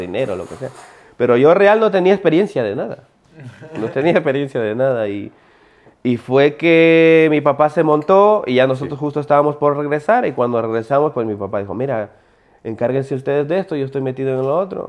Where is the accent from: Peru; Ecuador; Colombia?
Ecuador; now in Spain; yo soy judío, vivo en España, pero igual sigo siendo ecuatoriano